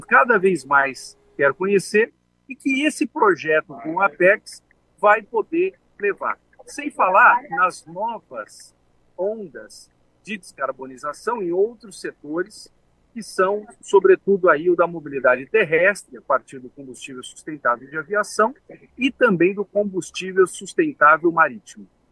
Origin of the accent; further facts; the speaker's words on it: Brazil; nós que somos brasileiros